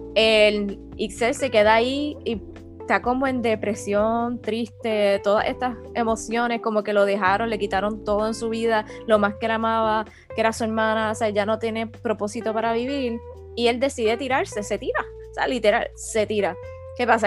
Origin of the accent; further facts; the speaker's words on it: Puerto Rico; nosotros somos puertorriqueños